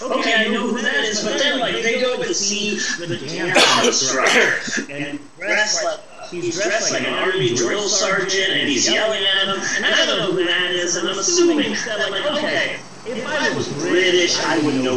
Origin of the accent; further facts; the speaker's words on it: United States; I'm an American.